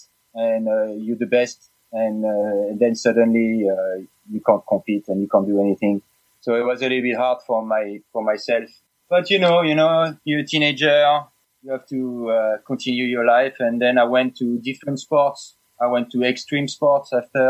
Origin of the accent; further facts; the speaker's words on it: Paris, Île-de-France, France; English is a second language; moved away as an adult; also born or lived in Oregon; now in Ashland, United States; I'm originally from Paris, France